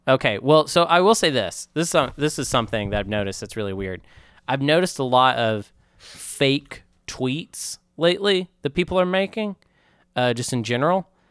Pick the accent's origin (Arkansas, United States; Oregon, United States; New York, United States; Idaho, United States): Arkansas, United States; Bentonville; I'm from Walmart, H Q, Bentonville